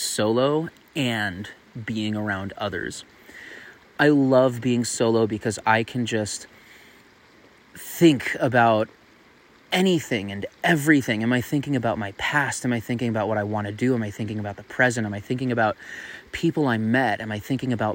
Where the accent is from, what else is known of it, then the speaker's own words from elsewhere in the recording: Tucson, Arizona, United States; Tucson, Arizona, my hometown